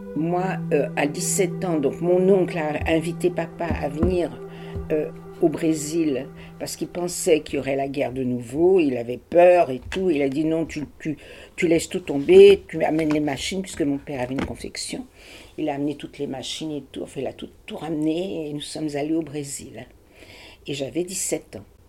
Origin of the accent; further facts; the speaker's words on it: Paris, Île-de-France, France; moved away as an adult; also born or lived in Brazil / Germany; je suis née à Paris. Ma petite enfance a été à Paris, jusqu'à la guerre